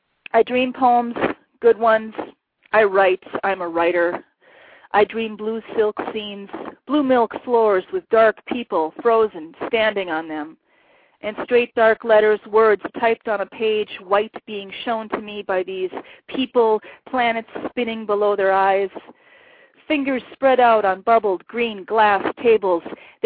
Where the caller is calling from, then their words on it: Esko, Minnesota, United States; I'm calling from Eska, Minnesota, near Lake Superior in northern Minnesota.